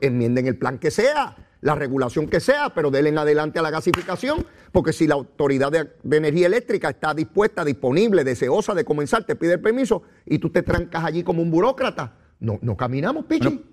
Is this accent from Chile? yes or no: no; Puerto Rico; nosotros los puertorriqueños